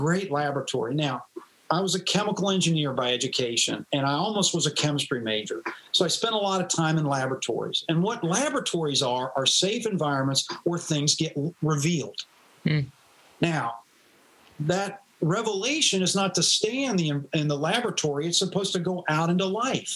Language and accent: English; Louisville, Kentucky, United States; also born or lived in East Tennessee; now in Charlotte, United States; I grew up in Louisville, Kentucky